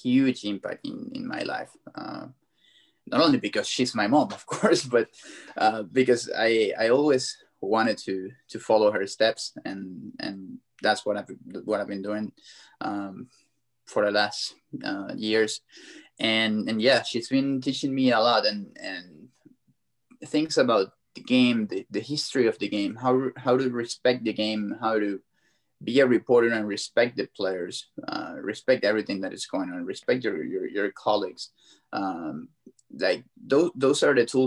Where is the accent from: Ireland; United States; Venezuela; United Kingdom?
Venezuela; I grew up in Venezuela. I was born over there